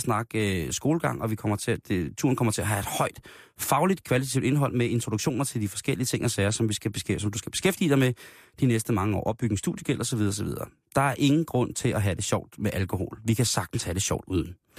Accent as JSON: {"language": "Danish", "country": "Denmark", "said": "der er vi jo af danskere et så genert folkefærd"}